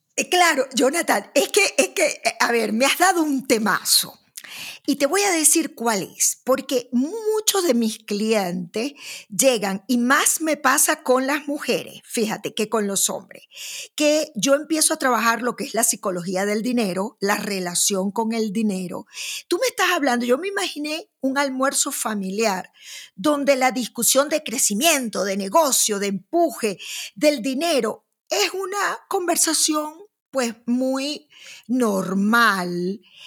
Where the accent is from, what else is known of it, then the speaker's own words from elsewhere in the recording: Maracaibo, Zulia, Venezuela; yo que vengo de Maracaibo